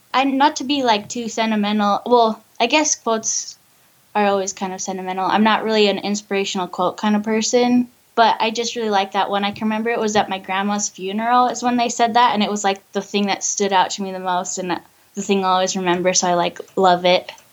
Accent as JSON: {"language": "English", "town": "Ogden", "region": "Utah", "country": "United States", "said": "I'm from Ogden, Utah"}